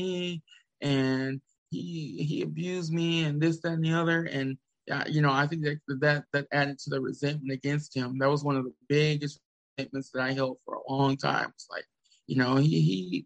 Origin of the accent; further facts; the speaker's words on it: the South, United States; I was raised in the South